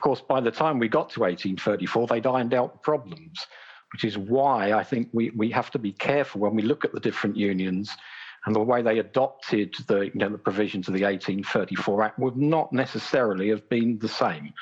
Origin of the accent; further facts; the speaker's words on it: Brighton, South East England, United Kingdom; my hometown of Brighton